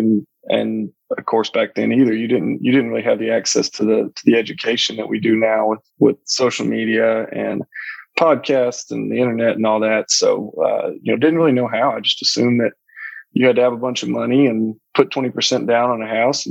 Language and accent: English; Houston, Texas, United States; moved away as an adult; also born or lived in North Alabama; now in Mobile, United States; I was born and raised in Houston